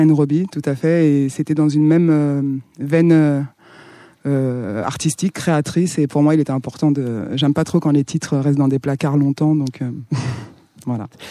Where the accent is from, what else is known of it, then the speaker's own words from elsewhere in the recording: Santiago, Cape Verde; moved away; Je viens des îles du Cap-Vert, je suis née au Cap-Vert